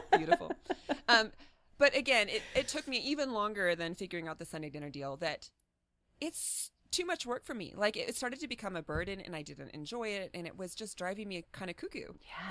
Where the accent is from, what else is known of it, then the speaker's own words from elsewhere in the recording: Midwest, United States; moved away as an adult; now in San Diego, United States; We grew up in the Midwest